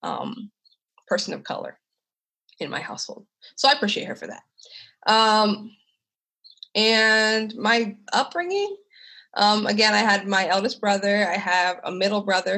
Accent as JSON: {"language": "English", "town": "Lititz", "region": "Pennsylvania", "country": "United States", "tie": "born or raised there", "also_born_or_lived": "Kansas City, Missouri", "said": "I grew up in Lititz, Pennsylvania, which is a very small, very white, very conservative, very red part of Lancaster County, Pennsylvania."}